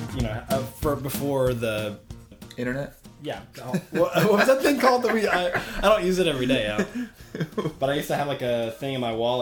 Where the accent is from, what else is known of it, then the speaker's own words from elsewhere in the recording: Arkansas, United States; I grew up in Arkansas, which is really southern.